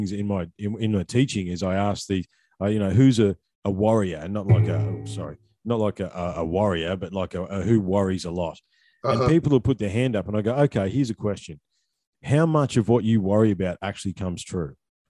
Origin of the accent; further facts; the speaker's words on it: Australia; But as an Aussie, we don't, well, as an old school Aussie bloke, I don't worry about that stuff, right?